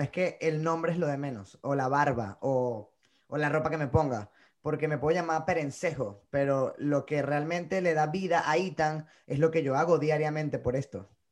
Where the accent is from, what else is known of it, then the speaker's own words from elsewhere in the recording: Venezuela; moved away as an adult; also born or lived in Bogotá, Colombia; now in New York, United States; Yo sí estoy muy orgulloso de decir que soy venezolano